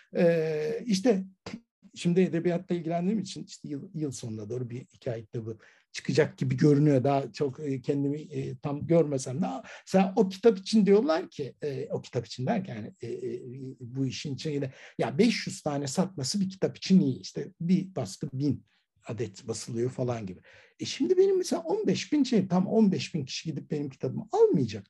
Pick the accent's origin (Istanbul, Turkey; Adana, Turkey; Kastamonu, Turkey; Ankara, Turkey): Istanbul, Turkey; ben Ataköylüyüm